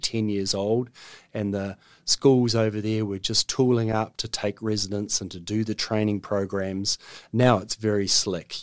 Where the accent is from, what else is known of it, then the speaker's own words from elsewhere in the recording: Auckland, New Zealand; I'm an Aucklander, born and bred. I grew up in Block Ass Bay.